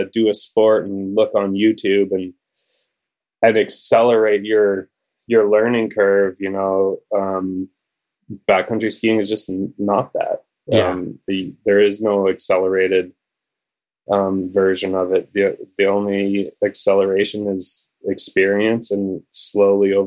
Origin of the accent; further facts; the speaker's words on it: Calgary, Alberta, Canada; I grew up in Calgary